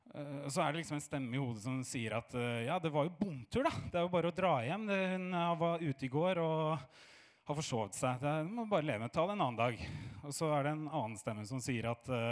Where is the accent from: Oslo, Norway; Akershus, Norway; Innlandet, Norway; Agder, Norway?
Oslo, Norway; jeg er fra Fagerborg